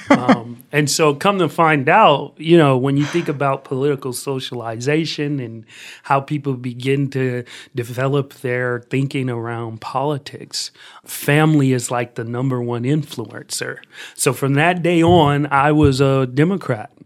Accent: Columbus, Ohio, United States; I grew up here in Columbus, Ohio

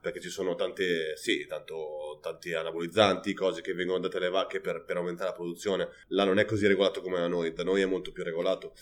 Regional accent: Pavia, Lombardy, Italy; now in Barcelona, Spain; sono del nord Italia e farei torto a me stesso a fare mozzarella quando sono di Pavia

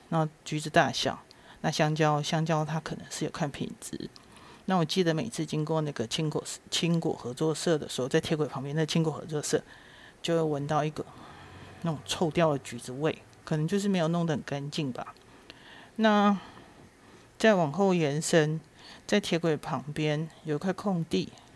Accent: Shuili, Nantou County, Taiwan; 出生在南投水里

